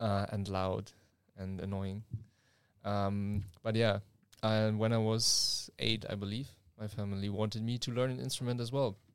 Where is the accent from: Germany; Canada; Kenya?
Germany; now in Leeuwarden, Netherlands; I'm from Germany and we are, uh, two students at, uh, N H L Standen